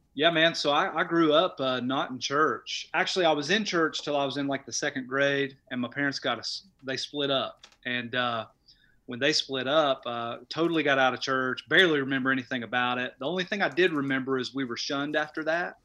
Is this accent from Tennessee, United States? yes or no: yes; Knoxville, Tennessee, United States; moved away as an adult; now in Crossville, United States; I was born and raised in Knoxville